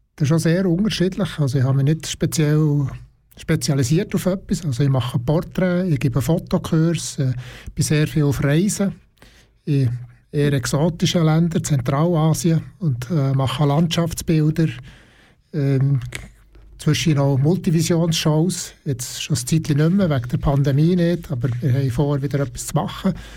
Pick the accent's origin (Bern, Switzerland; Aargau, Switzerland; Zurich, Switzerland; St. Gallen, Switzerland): Bern, Switzerland; Burgdorf; ich komme aus Burgdorf, Kanton Bern